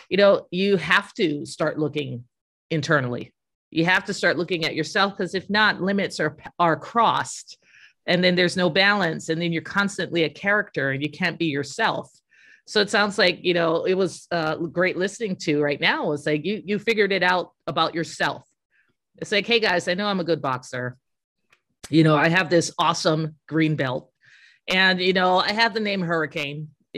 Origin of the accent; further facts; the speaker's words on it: Arizona, United States; no, I'm from Arizona